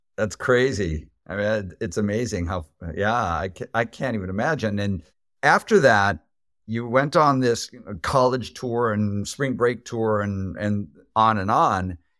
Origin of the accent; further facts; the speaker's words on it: United States; as an American